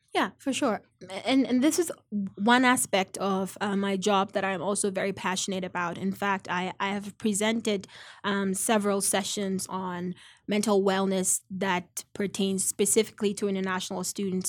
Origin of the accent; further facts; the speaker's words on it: Ghana; now in United States; I'm originally from Ghana